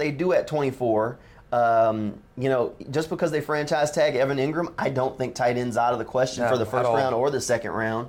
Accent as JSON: {"language": "English", "town": "New Orleans", "region": "Louisiana", "country": "United States", "said": "I'm from New Orleans"}